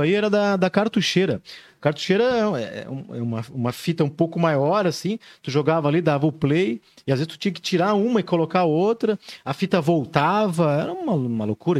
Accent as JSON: {"language": "Portuguese", "town": "Joinville", "region": "Santa Catarina", "country": "Brazil", "tie": "born or raised there", "said": "Sou natural de Joinville"}